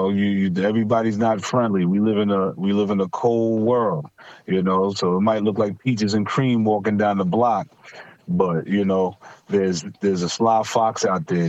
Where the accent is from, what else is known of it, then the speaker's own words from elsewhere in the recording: New York City, New York, United States; I'm from Stapleton